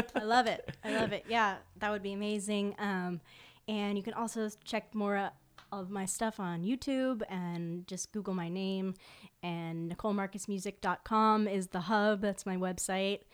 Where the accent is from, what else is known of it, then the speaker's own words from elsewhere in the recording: Fort Lauderdale, Florida, United States; my hometown and which is South Florida, Fort Lauderdale